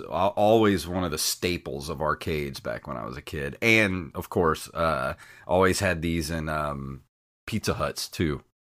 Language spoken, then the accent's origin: English; the South, United States; accent: Southern; I am from the South, so I will toss out random y'alls, shugs, and huns